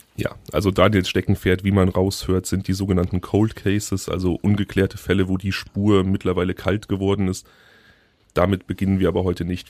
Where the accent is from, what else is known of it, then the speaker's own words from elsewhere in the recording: Hickengrund, North Rhine-Westphalia, Germany; moved away; ich bin im Hickengrund aufgewachsen